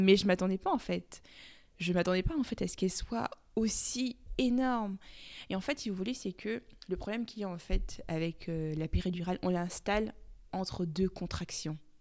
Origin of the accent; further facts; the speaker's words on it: Cameroon; comme on dit chez nous au Cameroun